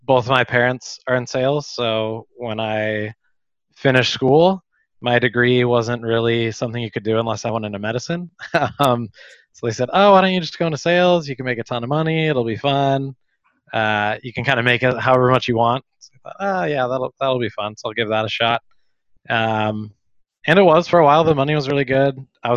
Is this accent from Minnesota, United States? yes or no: no; Sacramento, California, United States; moved away as an adult; also born or lived in Chico, California / San Diego, California; now in Malaga, Spain; I grew up in Sacramento